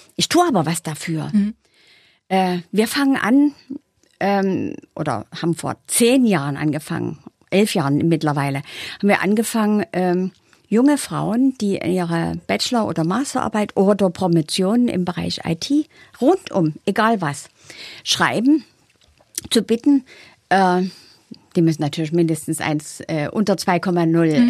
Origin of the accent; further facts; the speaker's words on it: Saxony, Germany; accent: Saxon; Ich bin aus Sachsen